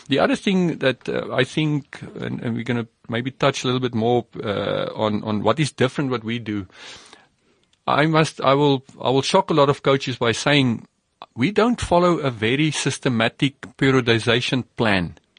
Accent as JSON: {"language": "English", "country": "South Africa", "tie": "born or raised there", "said": "as an athlete and a rugby player myself growing up in South Africa"}